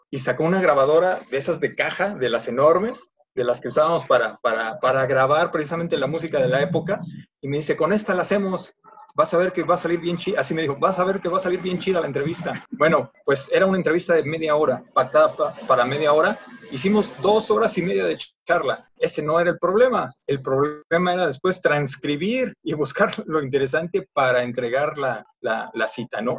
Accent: Mexico City, Mexico; now in Guadalajara, Mexico; Yo soy de la Ciudad de México. Nací en, la famosa y popular delegación Iztapalapa

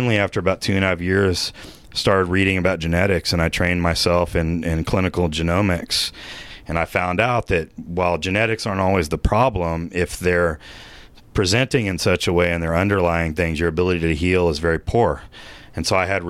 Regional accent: Austin, Texas, United States; I grew up in Austin, the mold capital of the United States

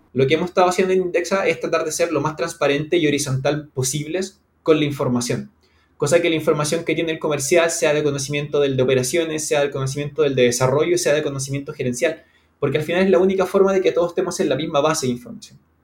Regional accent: Santiago, Santiago Metropolitan Region, Chile; yo soy chileno. En este momento estoy en Santiago de Chile, en la capital. Vivo en el downtown, básicamente, de mi ciudad.

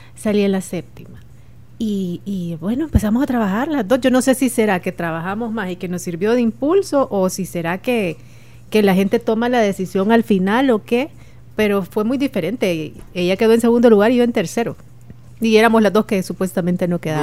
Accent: El Salvador; como cualquier salvadoreño

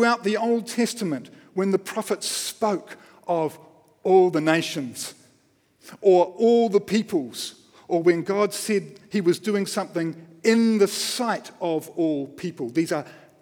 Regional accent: Wellington, New Zealand; I grew up in Wellington, just down the road

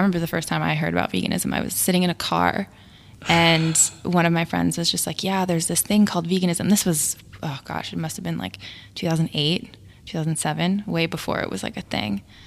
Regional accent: Connecticut, United States; you're from Connecticut, which is interesting, 'cause I am too

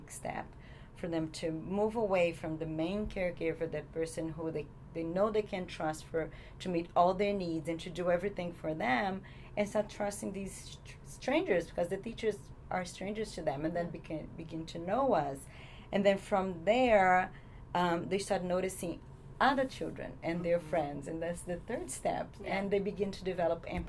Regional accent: Brazil; English is a second language; moved away as an adult; now in United States; I'm originally from Brazil

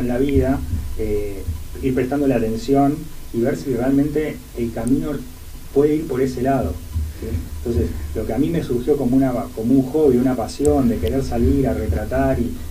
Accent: General Roca, Río Negro, Argentina; moved away; yo soy allá de General Roca de Río Negro

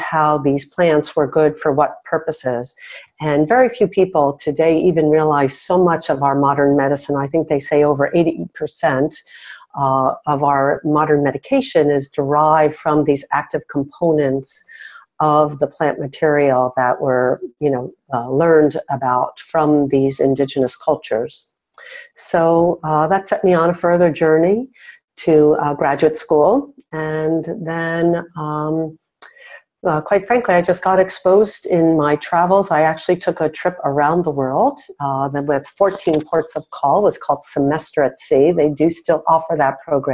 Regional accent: Miami Beach, Florida, United States; I grew up on Miami Beach

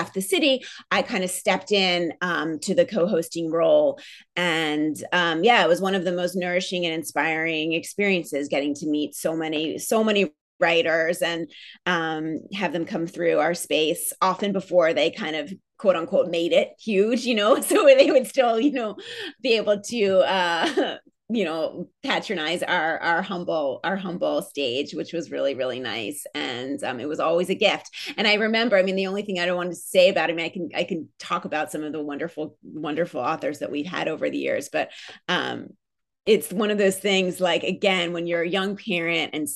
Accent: Philadelphia, Pennsylvania, United States; also born or lived in New York; I'm born in New York. I'm from New York. My family's from New York, but I grew up in Philadelphia

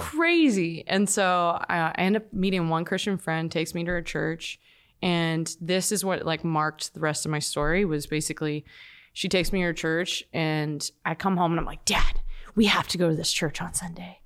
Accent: Toronto, Ontario, Canada; moved away as an adult; now in Los Angeles, United States; I'm from Toronto

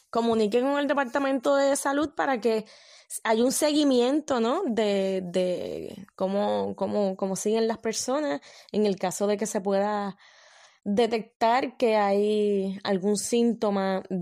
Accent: Puerto Rico; yo pueda volver a mi país de origen. Lo de cerrar la frontera me parece que ahora mismo frente a la pandemia es necesario. A mí me gustaría que en Puerto Rico dejen de recibir turistas

